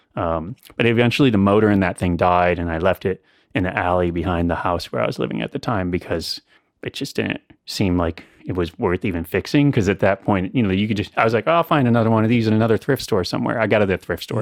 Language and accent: English; central Illinois, United States; moved away as an adult; also born or lived in New York City; now in Asheville, United States; I grew up in central Illinois